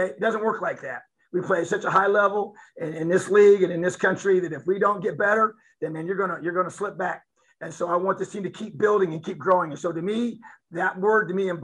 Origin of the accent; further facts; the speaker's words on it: Indiana, United States; moved away as an adult; This is home. Bloomington's a beautiful, amazing place. And this is my home state.